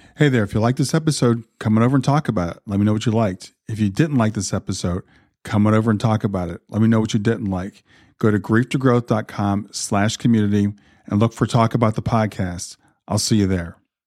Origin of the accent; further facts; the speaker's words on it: Columbus, Ohio, United States; I grew up in Columbus, Ohio